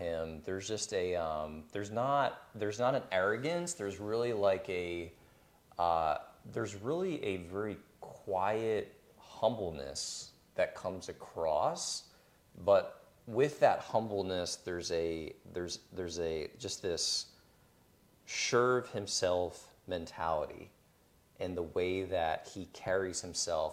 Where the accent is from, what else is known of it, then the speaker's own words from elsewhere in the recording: Pennsylvania, United States; moved away; When I left Pennsylvania, because I grew up in Pennsylvania